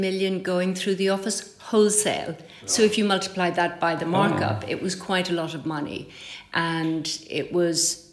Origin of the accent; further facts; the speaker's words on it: Ireland; moved away as an adult; now in Paris, France; growing up in Ireland in the countryside